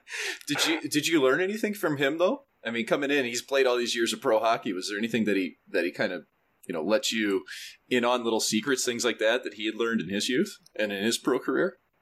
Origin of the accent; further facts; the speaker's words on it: St. Louis, Missouri, United States; growing up in St. Louis